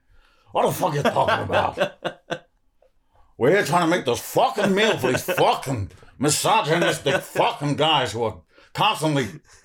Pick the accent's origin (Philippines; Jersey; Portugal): Jersey; my family's like French and from Oldham, but I grew up in Jersey.